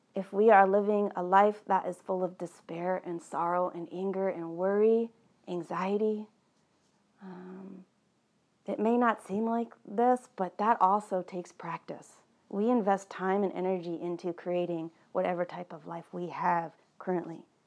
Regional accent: East Coast, United States; moved away; I was born on the East Coast and somehow that's still very much alive in me.

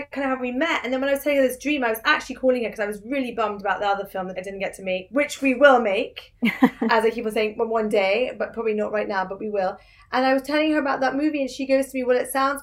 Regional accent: United Kingdom; also born or lived in New York; born here, lived here, you know, all my life until I was 22, went to NYU grad film

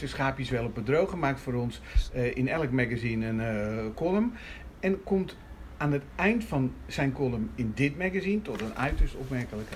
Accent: Rotterdam, South Holland, Netherlands; nou ben ik een Rotterdammer

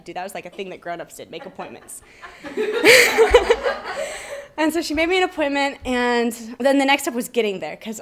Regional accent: Cedar Rapids, Iowa, United States; I'm from Cedar Rapids, Iowa, which is a pretty suburban feeling town

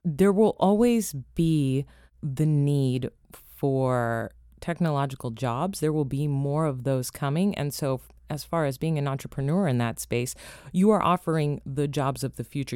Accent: Los Angeles, California, United States; also born or lived in Toronto, Canada; now in Washington, D.C., United States; growing up in Los Angeles, you're in the hub of entertainment

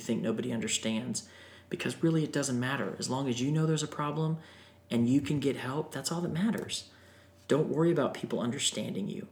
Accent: Florida, United States; I grew up in Florida

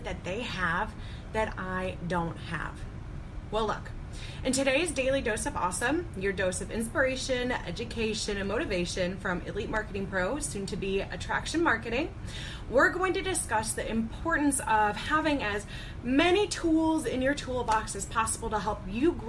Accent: Chicago, Illinois, United States; I am from the Chicago area

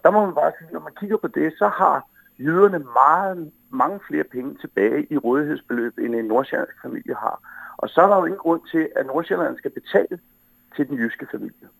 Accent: Humlebæk, Capital Region of Denmark, Denmark; Jeg kommer jo fra Humlebæk

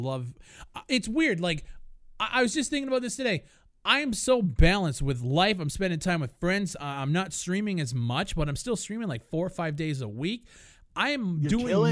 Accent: Canada; I'm from from Canada

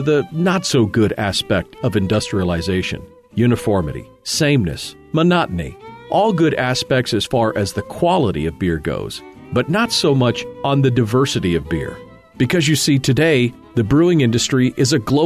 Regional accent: Fairbanks, Alaska, United States; my hometown of Fairbanks, in the interior of Alaska.

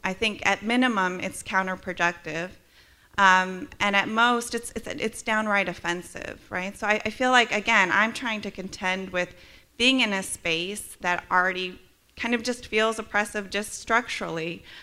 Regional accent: Midwest, United States; moved away as an adult; now in Charlottesville, United States; I'm also from the Midwest

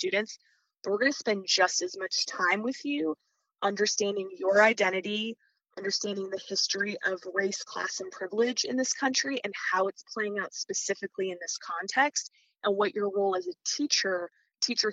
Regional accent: Midwest, United States; moved away as an adult; also born or lived in East Coast / Louisiana / Mississippi Delta; I was someone who was raised in the Midwest, went to school on the East Coast

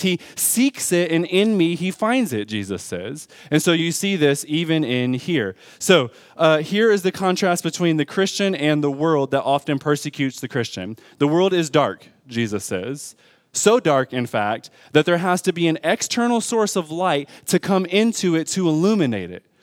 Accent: Detroit, Michigan, United States; I'm from Detroit Public School Systems

